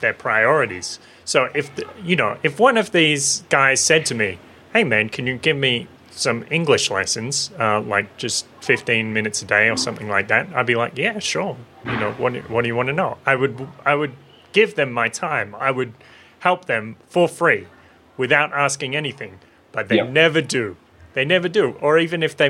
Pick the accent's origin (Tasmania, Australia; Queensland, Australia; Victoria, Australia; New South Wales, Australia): New South Wales, Australia; Maitland; I was living in Maitland in my hometown